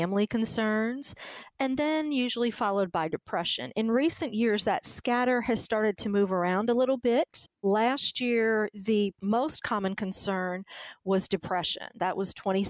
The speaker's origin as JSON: {"language": "English", "region": "South Louisiana", "country": "United States", "tie": "born or raised there", "moved": "as an adult", "lives_now": "Missouri, United States", "said": "Culturally, I'm a Cajun. I grew up in South Louisiana in a small city"}